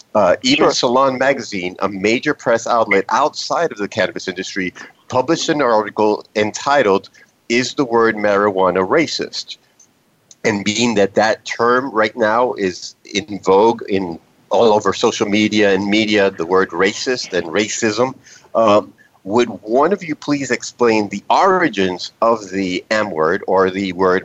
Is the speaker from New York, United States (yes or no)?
yes; New York City, New York, United States; Now, of course, I'm going to be controversial because I am from the Bronx, and that's what we do.